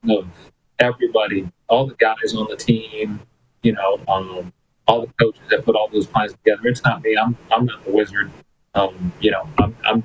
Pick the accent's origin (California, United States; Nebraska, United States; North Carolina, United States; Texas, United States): Texas, United States; El Paso; first language Spanish; English is a second language; also born or lived in Aguascalientes, Mexico / Ciudad Juárez, Mexico; now in Edmonton, Canada; we grew up in El Paso